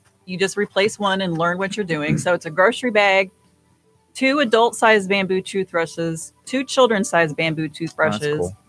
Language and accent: English; Iowa, United States; moved away; Yeah, grew up on a farm out in Iowa.